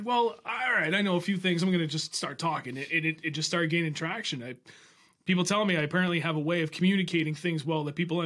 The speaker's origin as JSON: {"language": "English", "town": "Milford", "region": "New Hampshire", "country": "United States", "said": "Flatlanders, what everybody else in New Hampshire calls us, because we're just down and we're in Milford, in that little valley"}